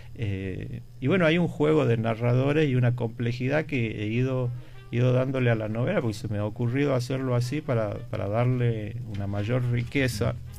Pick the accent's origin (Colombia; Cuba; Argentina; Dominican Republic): Argentina; Tucumán; moved away as an adult; also born or lived in Buenos Aires, Argentina / Madrid, Spain; Yo me considero un tucumano prácticamente mm. de, nacimiento